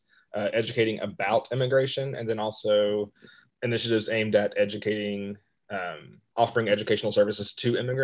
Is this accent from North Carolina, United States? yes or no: yes; Western North Carolina, United States; moved away as an adult; also born or lived in Ecuador / Chile; now in Rock Hill, United States; I grew up in Western North Carolina